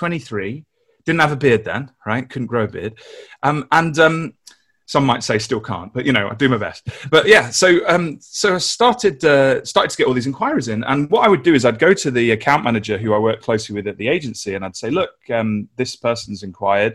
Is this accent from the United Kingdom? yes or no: yes; London, United Kingdom; moved away as an adult; now in Nottingham, United Kingdom; So I grew up in London in the UK, worked at some agencies in London, moved to Nottingham to get married